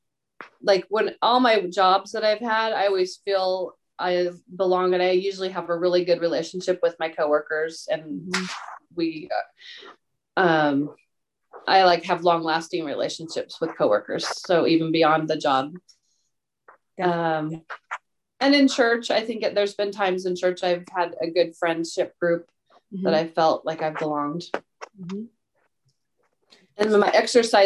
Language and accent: English; Lebanon, Oregon, United States; now in Salem, United States; about, an hour away from Lebanon, where we grew up